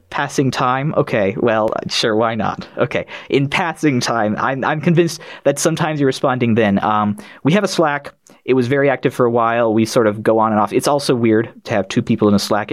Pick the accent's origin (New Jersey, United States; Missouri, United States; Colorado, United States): Colorado, United States; Boulder; I'm from Colorado in the United States, sort of the, the Boulder-ish area.